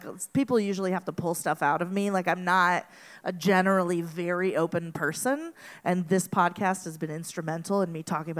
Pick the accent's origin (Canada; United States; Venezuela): Venezuela; moved away; I grew up in Venezuela